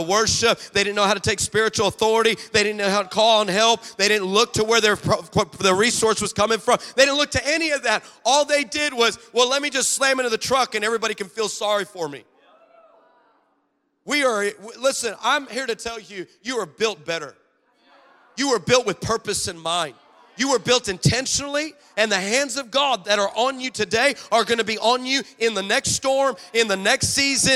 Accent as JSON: {"language": "English", "town": "Los Angeles", "region": "California", "country": "United States", "said": "I'm from Los Angeles"}